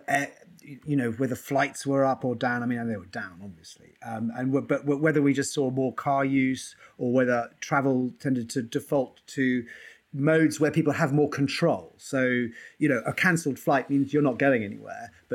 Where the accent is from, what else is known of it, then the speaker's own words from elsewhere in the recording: London, United Kingdom; moved away; I was brought up in London. I know it extremely well